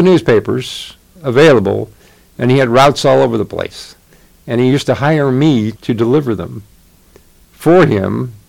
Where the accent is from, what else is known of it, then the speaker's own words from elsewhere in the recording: Lake Station, Indiana, United States; also born or lived in Chicago; now in Bloomington, United States; I was raised in East Gary, Indiana. It was sort of a mill, all the mill workers